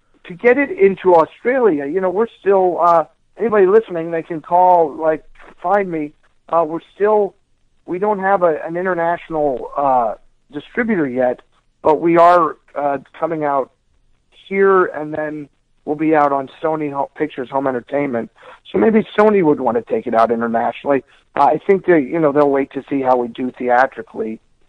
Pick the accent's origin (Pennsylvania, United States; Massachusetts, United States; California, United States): Pennsylvania, United States; moved away; my hometown in Pennsylvania, which is in the northeast part of our country